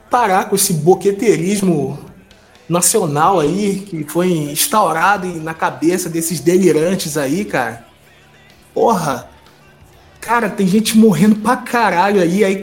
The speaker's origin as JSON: {"language": "Portuguese", "town": "São Gonçalo", "region": "Rio de Janeiro", "country": "Brazil", "said": "Não sei nem por que eu tô vivo até hoje, de onde que eu saí do Rio de Janeiro."}